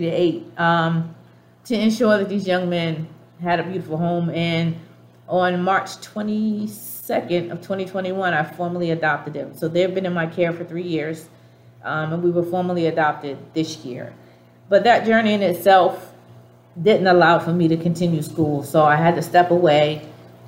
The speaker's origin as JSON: {"language": "English", "town": "Boston", "region": "Massachusetts", "country": "United States", "tie": "born or raised there", "accent": "Dorchester", "moved": "yes", "said": "I grew up in Dorchester"}